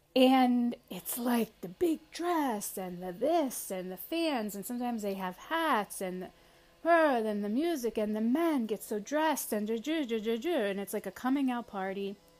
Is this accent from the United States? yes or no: yes; United States; me as an American